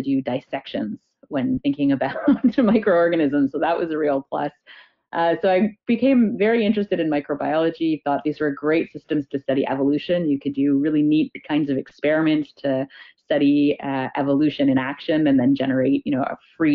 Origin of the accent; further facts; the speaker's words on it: Toronto, Ontario, Canada; I grew up in Toronto.